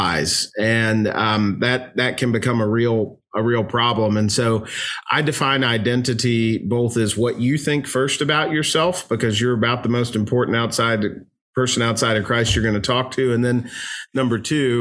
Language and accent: English; Louisville, Kentucky, United States; I was born and raised in Louisville, Kentucky. Lord willing, I'll die here.